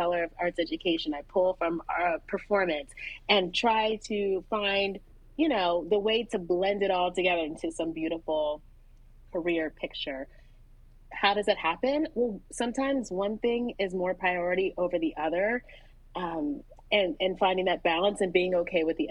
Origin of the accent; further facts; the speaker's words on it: Philadelphia, Pennsylvania, United States; I grew up in Philadelphia